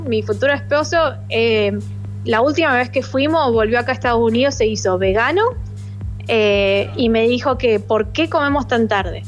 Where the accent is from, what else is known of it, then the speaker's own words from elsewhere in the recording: Alta Gracia, Córdoba, Argentina; moved away as an adult; now in Washington, United States; yo soy de Altagracia